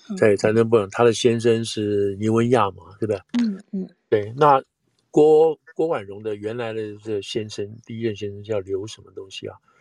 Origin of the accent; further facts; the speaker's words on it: Taiwan; 我是外省人嘛，就是，就是第二，外省人第二代